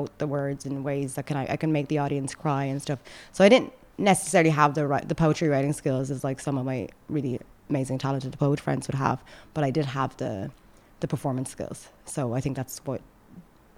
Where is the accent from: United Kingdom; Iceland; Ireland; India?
Ireland; accent: sounds like Conor McGregor; moved away as an adult; also born or lived in Sudan / Saudi Arabia; now in Dubai, United Arab Emirates; where are you really from? I'm like, okay, Ireland